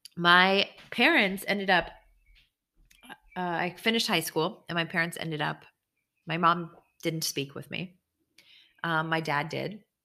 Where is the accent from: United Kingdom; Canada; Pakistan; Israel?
Israel; I was born in Israel